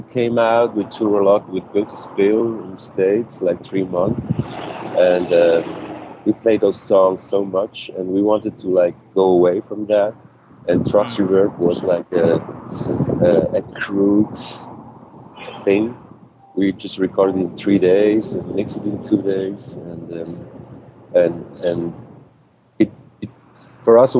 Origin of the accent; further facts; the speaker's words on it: Switzerland; English is a second language; we grew up like outside of like 100 miles away from Zurich, in a little town, just like, I don't know, 20,000 people or so